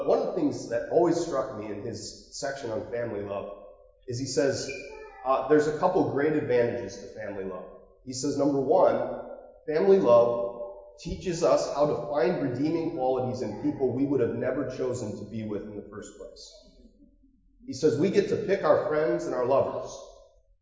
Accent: Marblehead, Ohio, United States; I grew up near Marblehead, and there's a little gated community called Lakeside

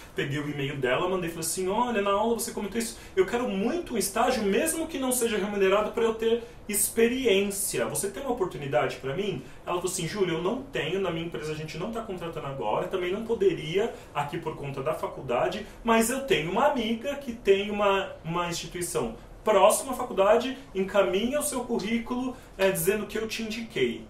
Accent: São Paulo, Brazil; eu sou da periferia de São Paulo, da região do Capão Redondo

